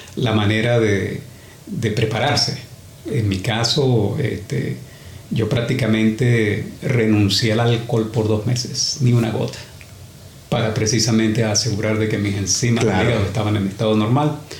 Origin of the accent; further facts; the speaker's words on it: Venezuela; now in Australia; venezolano, para empezar. Uh. Y llegué a Australia en 1986.